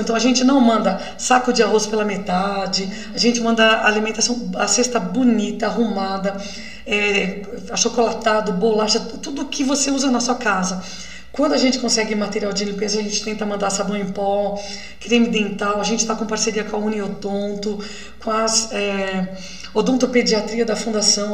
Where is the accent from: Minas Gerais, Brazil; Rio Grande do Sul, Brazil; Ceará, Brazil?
Minas Gerais, Brazil; eu sou de Minas, então é roça